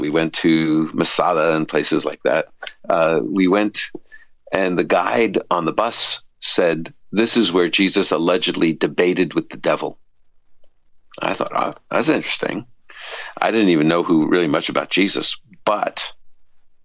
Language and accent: English; New York City, New York, United States; I was the baby in the family, raised in this Orthodox Jewish home in Brooklyn, New York